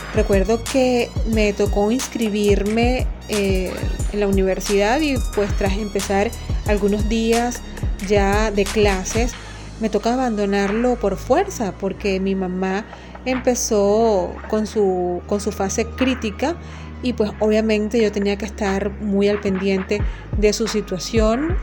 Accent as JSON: {"language": "Spanish", "country": "Venezuela", "moved": "as an adult", "lives_now": "Honduras", "said": "soy venezolana"}